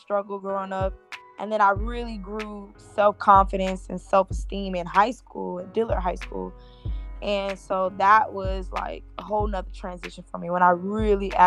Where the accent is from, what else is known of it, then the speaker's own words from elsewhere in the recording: Fort Lauderdale, Florida, United States; I'm from Fort Lauderdale, Florida